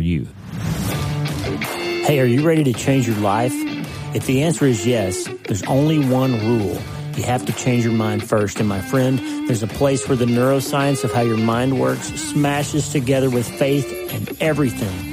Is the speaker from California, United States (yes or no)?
no; Broken Bow, Oklahoma, United States; moved away as an adult; also born or lived in Pittsburgh; my little hometown, 2,000 people, Broken Bow, Oklahoma